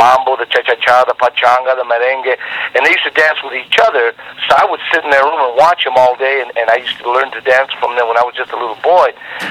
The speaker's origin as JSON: {"language": "English", "region": "Texas", "country": "United States", "lives_now": "Los Angeles, United States", "said": "We came from Texas where they played a lot of polka music."}